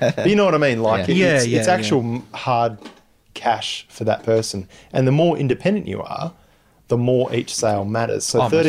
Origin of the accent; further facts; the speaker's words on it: Bunbury, Western Australia, Australia; I'm from Bunbury.